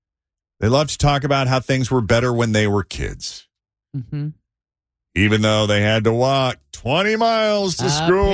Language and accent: English; New England, United States; moved away as an adult; also born or lived in Florida; I missed those white Christmases that I was used to growing up in New England.